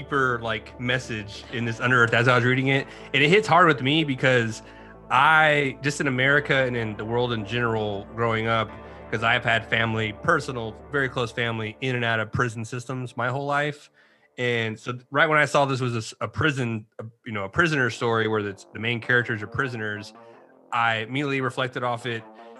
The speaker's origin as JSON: {"language": "English", "town": "Austin", "region": "Texas", "country": "United States", "said": "Austin, Texas. Texas. Yes."}